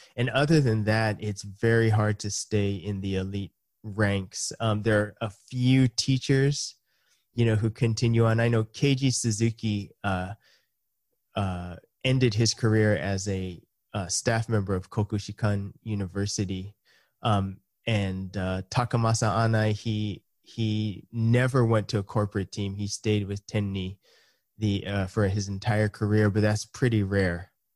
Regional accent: United States; first language English; moved away as an adult; now in Japan; I was born in the U S, um, and my parents are, uh, Japanese, and so I kind of, well, grew up in, in two cultures

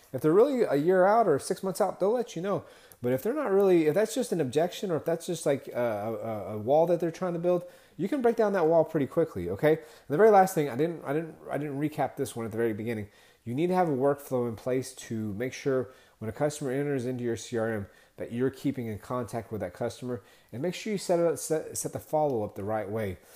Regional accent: Texas, United States; I'm from Texas

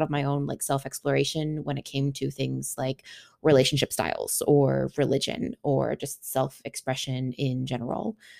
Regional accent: Seattle, Washington, United States; moved away as an adult; now in Nashville, United States; I am originally from Seattle, born and raised

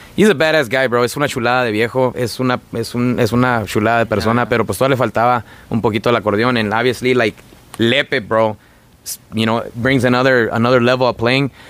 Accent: Ciénega de Escobar, Durango, Mexico; de la Ciénega de Escobar Durango, por ahí municipio de Tepehuanes.

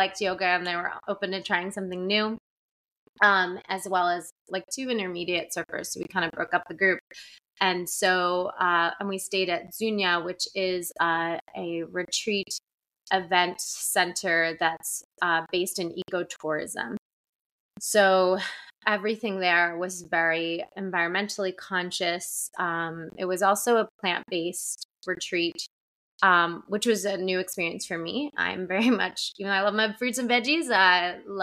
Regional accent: New Jersey, United States; growing up in Jersey

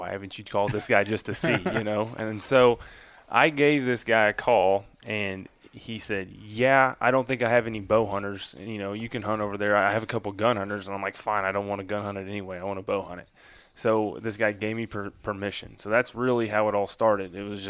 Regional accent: Grand Pass, Missouri, United States; now in Columbia, United States; I grew up in Grand Pass, the big old town of Grand Pass. I'm a river rat through and through. I grew up in the river bottoms, and that's, you know, that's where I still hunt a lot of the times. I live in Columbia now

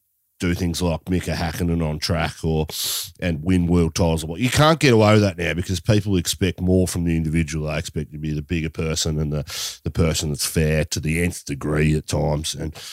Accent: Australia; we're Australian

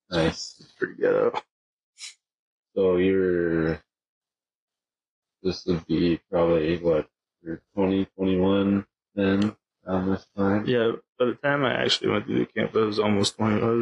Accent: Pacific Northwest, United States; a lot different growing up in the Pacific Northwest. Completely different.

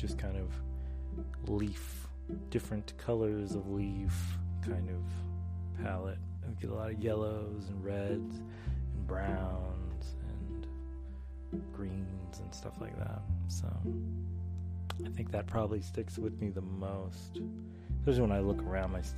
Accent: Charlotte, North Carolina, United States; now in Maryland, United States; I grew up, actually, a large portion of my life, I grew up in North Carolina. I grew up in Charlotte, North Carolina.

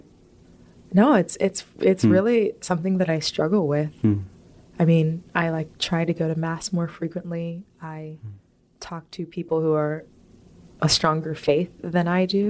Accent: Richmond, Virginia, United States; I grew up in Richmond, Virginia

